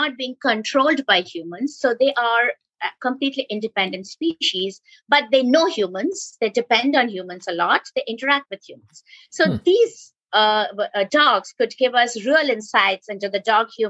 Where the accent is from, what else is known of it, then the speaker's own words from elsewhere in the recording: Kolkata, West Bengal, India; I was growing up in Kolkata